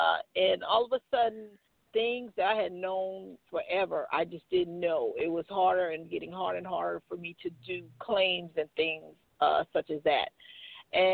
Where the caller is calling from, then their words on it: Macon, Georgia, United States; I'm calling you from Macon, Georgia.